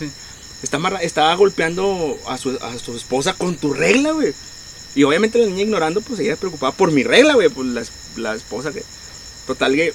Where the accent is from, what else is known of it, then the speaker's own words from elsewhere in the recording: Monterrey, Nuevo León, Mexico; nosotros como regios